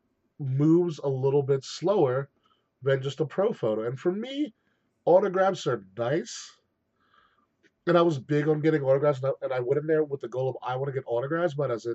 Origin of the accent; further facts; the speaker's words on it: Nassau County, New York, United States; I'm from Nassau County